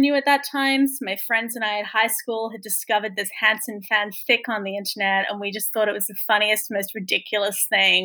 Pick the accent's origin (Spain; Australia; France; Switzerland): Australia; Sydney, New South Wales; now in London, United Kingdom; I grew up in Sydney, Australia, which is where my accent is from